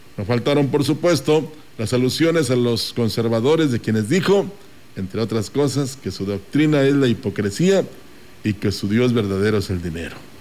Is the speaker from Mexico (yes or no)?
yes; Mexico; aquí somos orgullosos mexicanos